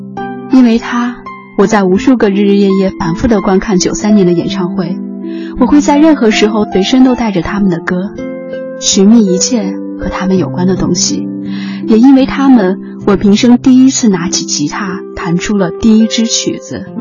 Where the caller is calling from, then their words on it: Shanghai, China; 我是来自上海的听友